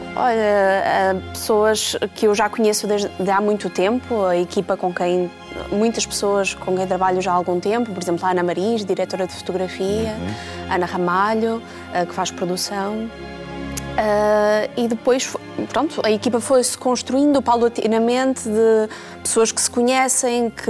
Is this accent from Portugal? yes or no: yes; Bragança, Norte, Portugal; Eu sou de Bragança, não sou de, do Oeste